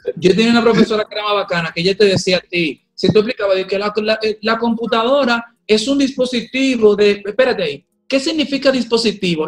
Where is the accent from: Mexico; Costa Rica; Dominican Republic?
Dominican Republic; yo soy dominicano